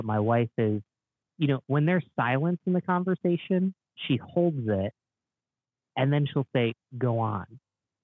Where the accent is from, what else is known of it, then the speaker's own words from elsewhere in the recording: Binghamton, New York, United States; now in Rochester, United States; I grew up in Binghamton, New York, which is kind of on the border of Pennsylvania